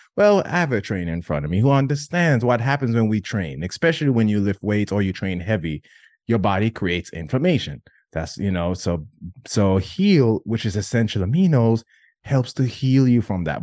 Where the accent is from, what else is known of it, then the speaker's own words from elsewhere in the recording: Jamaica; growing up in Jamaica